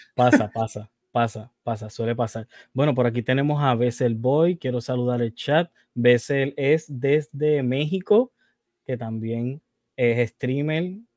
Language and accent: Spanish; Puerto Rico; yo soy de Puerto Rico